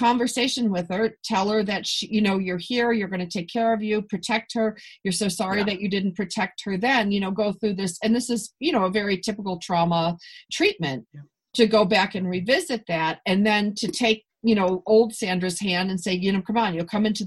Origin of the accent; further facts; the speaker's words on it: Buffalo, New York, United States; now in Los Angeles, United States; I'm from Buffalo